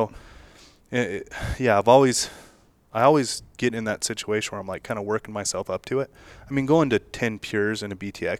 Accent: Las Vegas, Nevada, United States; So I'm from the gaming, and I'm born and raised in Las Vegas, from the gaming industry, obviously.

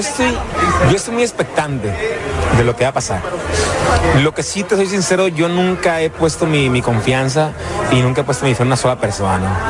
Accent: Mexico; los ciudadanos que somos mexicanos

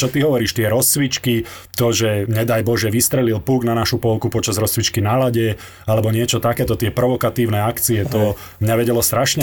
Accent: Slovakia; sme Slováci, takto sebavedomie máme trošku také pokrivené

